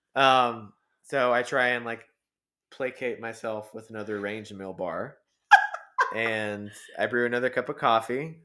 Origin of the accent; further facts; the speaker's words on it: Georgia, United States; moved away as an adult; now in Colorado, United States; we're from Georgia